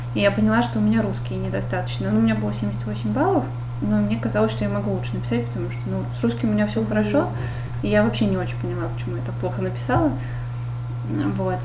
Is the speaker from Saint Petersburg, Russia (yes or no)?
yes; Saint Petersburg, Russia; я из Питера